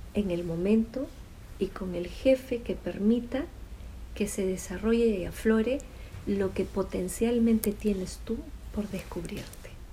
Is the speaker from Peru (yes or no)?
yes; Peru; Fui la primera psicóloga del programa de prevención y rehabilitación cardíaca en mi país, en Perú.